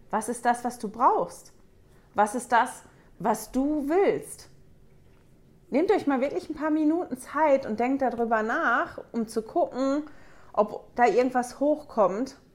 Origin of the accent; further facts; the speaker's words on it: Germany; now in Switzerland; ich komme ursprünglich aus Deutschland, lebe aber mit meiner Familie seit 17 Jahren jetzt in der Schweiz